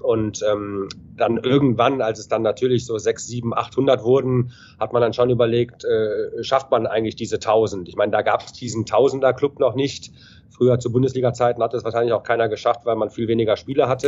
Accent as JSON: {"language": "German", "town": "Düsseldorf", "region": "North Rhine-Westphalia", "country": "Germany", "tie": "born or raised there", "also_born_or_lived": "Ingolstadt / Cologne / Hanover", "moved": "as an adult", "said": "ich bin gebürtiger Düsseldorf, habe mhm. mit drei oder vier Jahren angefangen, äh, Eishockey zu spielen, habe alle, alle Nachwuchsmannschaften durchlaufen"}